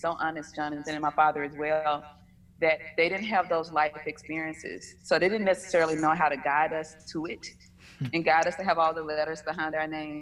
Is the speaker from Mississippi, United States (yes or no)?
yes; Batesville, Mississippi, United States; now in Atlanta, United States; I'm originally from a small town in Mississippi, Batesville